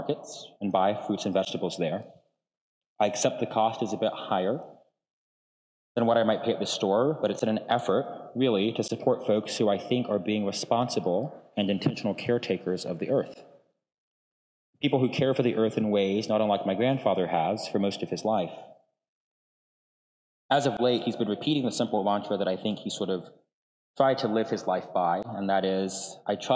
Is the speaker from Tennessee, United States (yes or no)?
yes; Knoxville, Tennessee, United States; I might say I'm from Knoxville, or East Tennessee, or just Tennessee